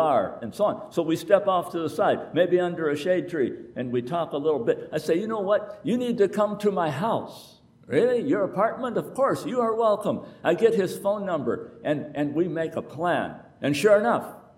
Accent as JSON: {"language": "English", "country": "United States", "said": "I am America"}